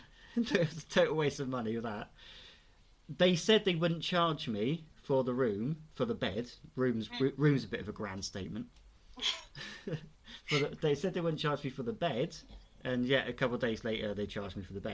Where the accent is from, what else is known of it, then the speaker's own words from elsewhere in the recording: Bournemouth, South West England, United Kingdom; moved away; I'm from Bournemouth